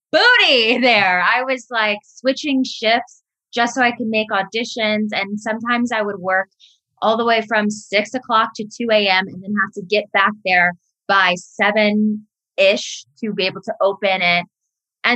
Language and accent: English; outside of Chicago, Illinois, United States; moved away as an adult; also born or lived in San Diego, California; now in Los Angeles, United States; I was born Cedars-Sinai up the road, and I moved to the outside of Chicago when I was about 8 because my mom got married